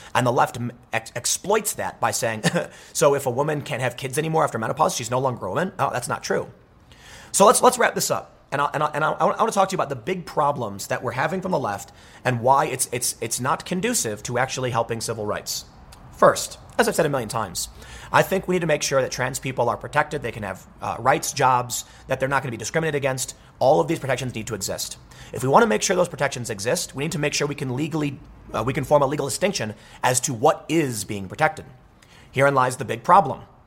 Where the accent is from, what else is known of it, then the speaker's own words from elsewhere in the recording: United States; I'm an American